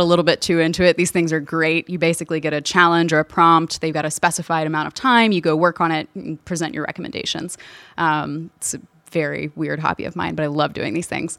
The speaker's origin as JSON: {"language": "English", "town": "Louisville", "region": "Kentucky", "country": "United States", "tie": "born or raised there", "said": "I'm originally from Louisville, Kentucky. All of my family is there, grew up there"}